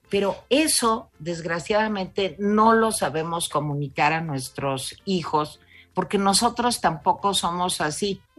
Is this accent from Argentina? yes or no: no; Mexico; sí viva México pero viva México ese sentimiento de somos mexicanos tiene que ser también un impulso tiene que ser viva México y voy a trabajar por México